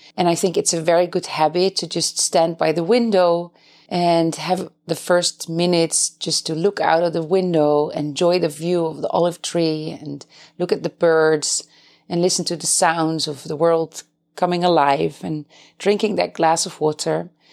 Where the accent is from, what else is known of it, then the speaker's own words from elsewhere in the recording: Netherlands; moved away as an adult; now in Beit Safafa, Palestine; I am originally from the Netherlands